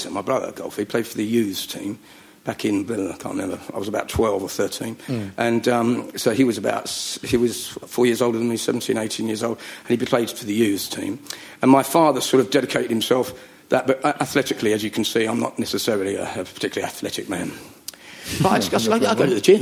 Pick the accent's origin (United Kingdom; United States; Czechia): United Kingdom; now in Surrey, United Kingdom; I'm not from North London, no. I'm from Middlesex or Surrey. I live in Surrey.